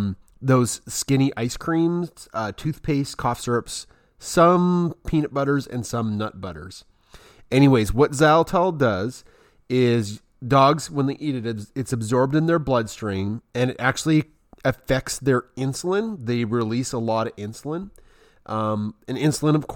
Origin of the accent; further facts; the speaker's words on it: Canada; also born or lived in Alberta; I'm from Canada